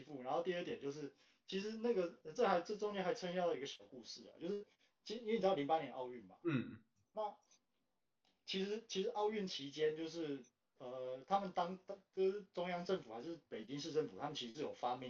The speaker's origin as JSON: {"language": "Chinese", "country": "Taiwan", "said": "他其实不知道我是台湾人。我去的时候，我去的时候他还知道我是台湾人"}